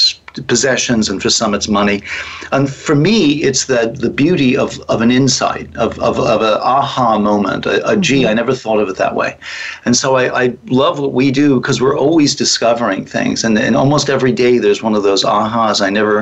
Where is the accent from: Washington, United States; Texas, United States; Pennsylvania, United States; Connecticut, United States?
Connecticut, United States; also born or lived in Canada; now in California, United States; I'm a native of Connecticut